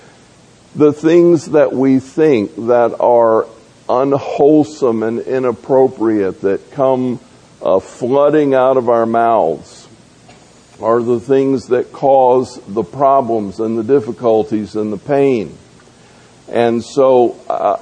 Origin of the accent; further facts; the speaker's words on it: Tampa, Florida, United States; I grew up in Tampa